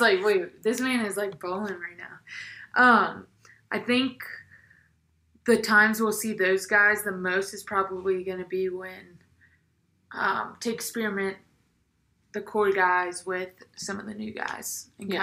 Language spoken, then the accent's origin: English; South Carolina, United States; now in Denver, United States; I'm from South Carolina